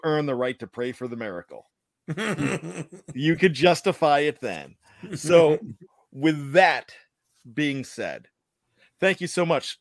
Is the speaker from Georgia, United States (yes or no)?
no; Pennsylvania, United States; now in Maryland, United States; My home state is Pennsylvania, but I live, I have another home state of Maryland because that's where I, I live.